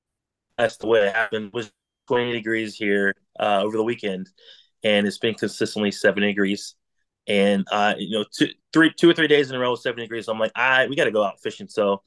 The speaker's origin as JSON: {"language": "English", "region": "North Carolina", "country": "United States", "tie": "born or raised there", "said": "I'm from Central North Carolina. Just an avid outdoorsman, born and raised in the woods, and come from a family of hunting."}